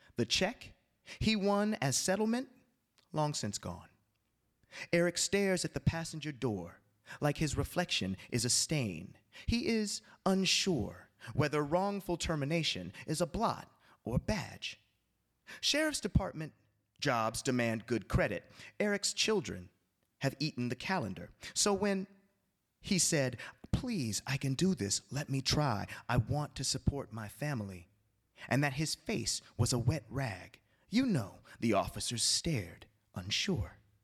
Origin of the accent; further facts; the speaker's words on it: Altadena, California, United States; I grew up in Altadena, California, which is sort of north, uh, east of Los Angeles